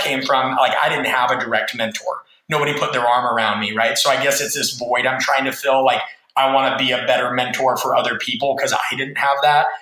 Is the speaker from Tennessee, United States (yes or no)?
no; Nebraska, United States; I'm from Nebraska, which is in the Midwest of the United States